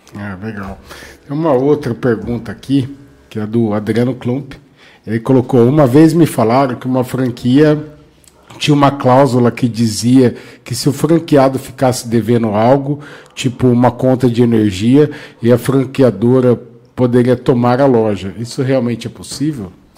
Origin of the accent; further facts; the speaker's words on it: Bauru, São Paulo, Brazil; Eu também sou de Bauru